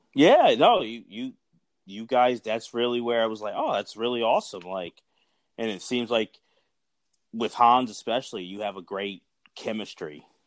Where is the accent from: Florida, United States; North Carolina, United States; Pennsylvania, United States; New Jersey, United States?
Pennsylvania, United States; Philadelphia; growing up in Philly